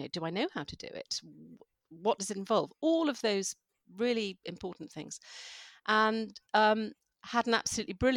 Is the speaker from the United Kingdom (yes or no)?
yes; London, United Kingdom; moved away; I am a Londoner.